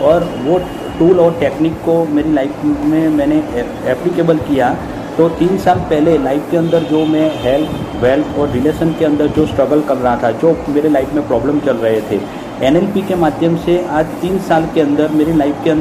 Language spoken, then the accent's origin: Hindi; Ahmedabad, Gujarat, India; और मैं बेसिकली अहमदाबाद से हूँ